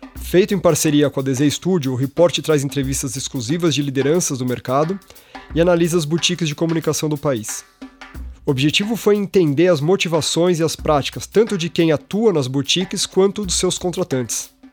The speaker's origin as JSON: {"language": "Portuguese", "region": "São Paulo", "country": "Brazil", "tie": "born or raised there", "said": "eu que sou nascido e criado em São Paulo"}